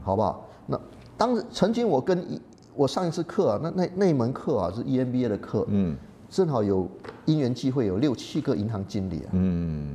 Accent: Malaysia; moved away as an adult; also born or lived in United Kingdom / United States / Singapore; now in Taiwan; 我在马来西亚长大了

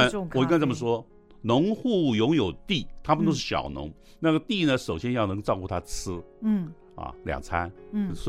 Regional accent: Taiwan; “哎，你们是台湾来的哈？”我说：“对。”

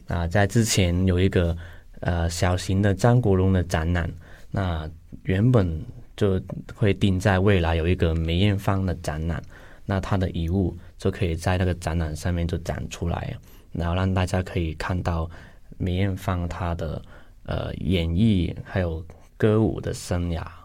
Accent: Hong Kong; now in Taiwan; 我是香港人

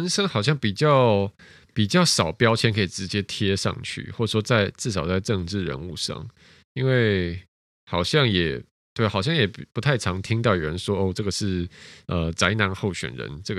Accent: Taiwan; 但其实我没有啊，我从小就在台湾长大。

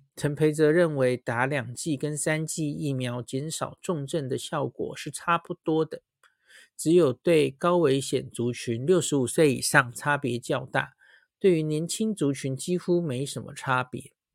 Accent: Taiwan; 我们台湾人

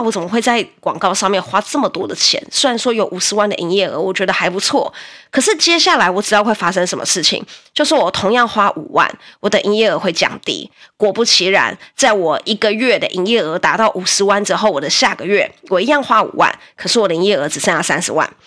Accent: Taiwan; 我们台湾人

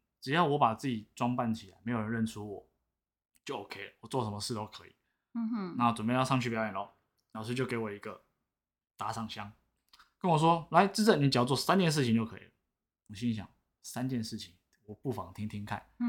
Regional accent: Taipei, Taiwan; 我是台北人，

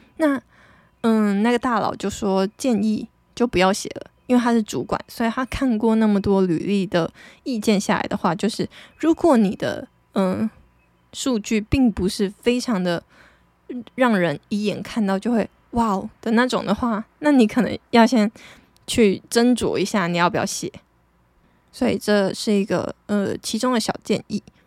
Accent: Taitung, Taitung County, Taiwan; moved away; 我的出生的地点就是跟别人比较不一样啊，毕竟，我记得我们现在台东的户籍人口数不到二十万吧，就是，诶，我是二十万分之一耶

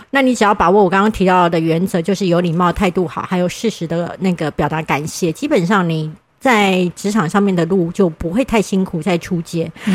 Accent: Kaohsiung, Taiwan; 我是高雄人

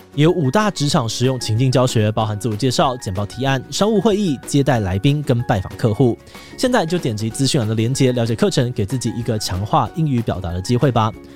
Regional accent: Taiwan; 身为台湾人

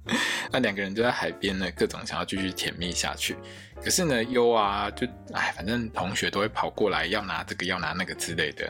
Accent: Taiwan; 我们台湾人

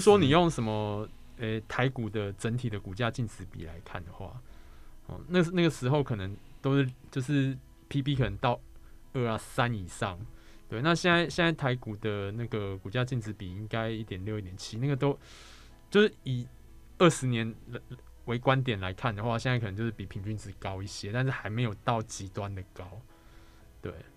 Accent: Taiwan; 毕竟我是台湾人嘛，所以说读中文这件事对我来说比较轻松啊

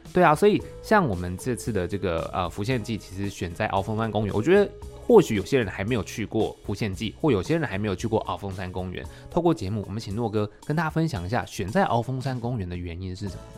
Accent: Taichung, Taiwan; moved away; 我也是台中人

